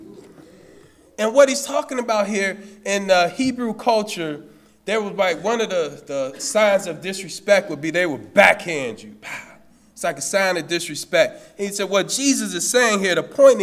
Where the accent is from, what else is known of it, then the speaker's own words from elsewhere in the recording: Chicago, Illinois, United States; I'm from Cabrini Green. I'm from the CG